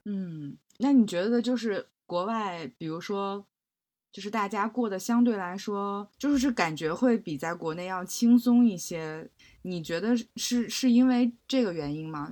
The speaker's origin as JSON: {"language": "Chinese", "region": "Beijing", "country": "China", "tie": "born or raised there", "said": "我也是在那个海淀区长大"}